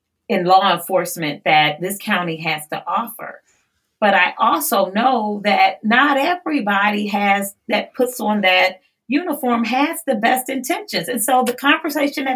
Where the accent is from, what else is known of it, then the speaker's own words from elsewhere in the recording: East Cleveland, Ohio, United States; I'm from East Cleveland, one of the poorest communities in all of Northeast Ohio.